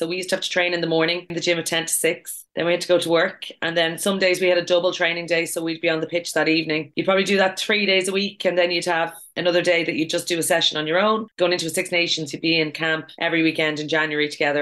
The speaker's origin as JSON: {"language": "English", "town": "Dublin", "region": "Leinster", "country": "Ireland", "also_born_or_lived": "Limerick", "moved": "as an adult", "said": "I am from Dublin, but I went to college down in Limerick"}